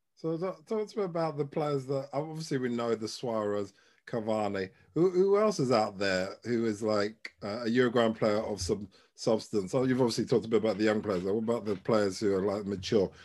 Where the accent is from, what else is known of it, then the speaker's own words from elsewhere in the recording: Ghana; I'm Ghanaian